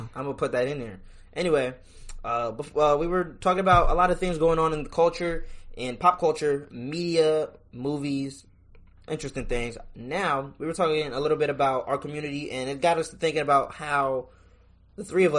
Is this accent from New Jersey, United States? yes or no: yes; Trenton, New Jersey, United States; All three of us started met because we were in the Trenton Central High School Orchestra. We're all from Trenton, New Jersey.